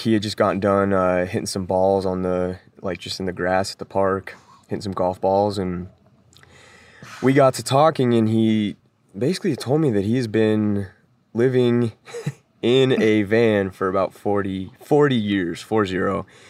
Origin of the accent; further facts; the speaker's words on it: Denver, Colorado, United States; moved away; I'm originally from Denver, Colorado